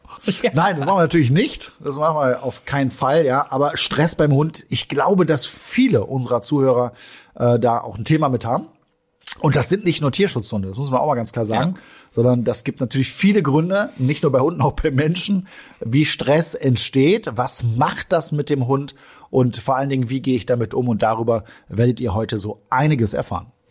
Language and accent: German; Germany; wir als Deutsche